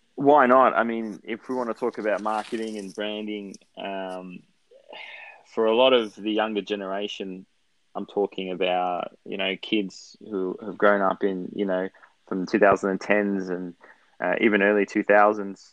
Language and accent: English; Australia; as an Australian Lazio fan who doesn't speak Italian